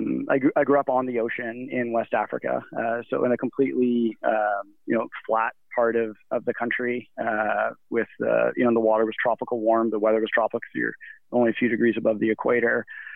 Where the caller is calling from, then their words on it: Squamish, British Columbia, Canada; also born or lived in Canmore, Alberta; At the moment, I'm calling from Squamish, British Columbia, and I've been living here since December of this year, or I guess of last year. And but prior to that, I was in Canmore, Alberta, so in the heart of the Canadian Rockies.